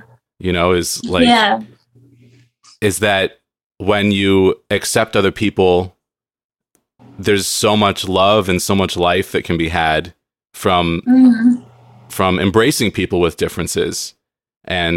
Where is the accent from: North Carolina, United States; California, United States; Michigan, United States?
California, United States; San Diego; moved away as an adult; now in Seattle, United States; I grew up in San Diego and I miss it